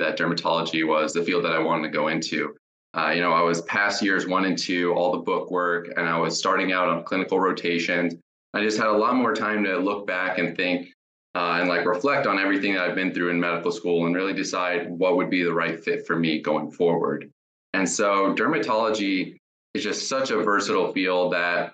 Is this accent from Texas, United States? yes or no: no; Jacksonville, Florida, United States; also born or lived in Tampa, Florida / Colorado; I'm from Jacksonville, Florida, and I did my undergrad at the University of South Florida in Tampa